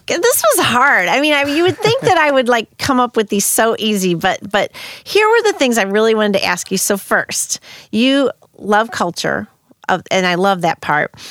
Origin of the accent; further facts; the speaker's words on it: St. Louis, Missouri, United States; also born or lived in Spain; I'm from the middle of the United States